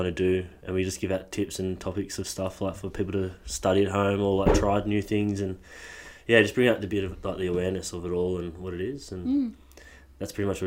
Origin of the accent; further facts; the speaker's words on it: Newcastle, New South Wales, Australia; I'm from Newcastle.